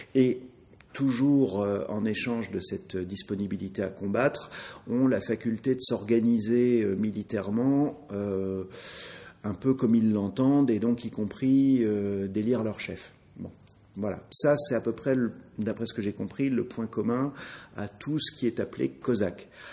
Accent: France; en tant que Français, euh, bah, j'ai appris, comme tous les petits Français, que Charlemagne était français

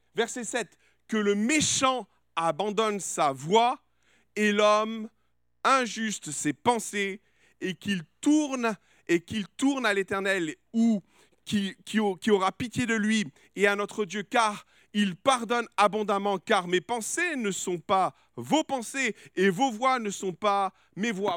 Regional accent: France; je suis français

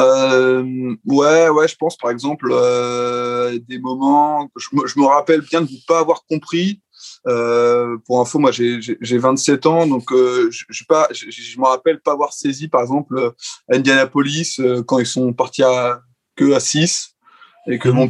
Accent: France

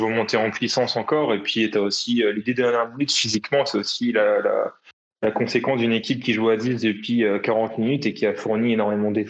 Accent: Cuvry, Grand Est, France; Mais je viens que de Cuvry, moi

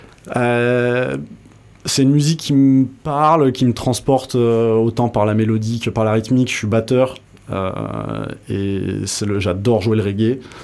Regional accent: Tarnos, Nouvelle-Aquitaine, France; also born or lived in Bayonne / Paris / Bordeaux; Je suis né à Bayonne et grandi dans les Landes à Tarnos

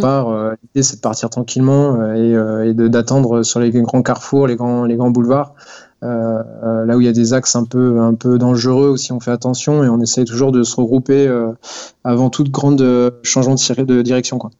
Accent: Poitiers, Nouvelle-Aquitaine, France; moved away as an adult; now in Strasbourg, France; je viens de Poitiers

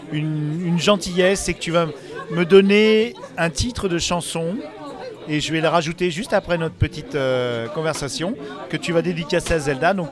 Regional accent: Grand Est, France; que je viens d'Alsace

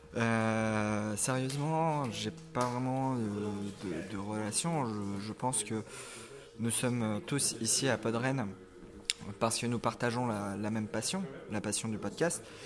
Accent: Nièvre, Bourgogne-Franche-Comté, France; Je viens de la Nièvre

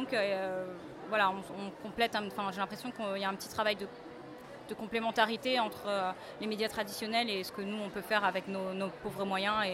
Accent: France; voilà, on est français donc on s'intéresse aussi à notre patrimoine littéraire

